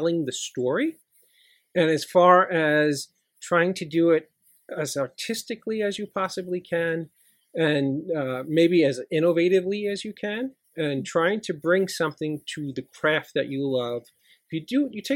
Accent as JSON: {"language": "English", "town": "New York City", "region": "New York", "country": "United States", "tie": "born or raised there", "said": "I grew up in Middle Village, Queens, which is right outside of New York City."}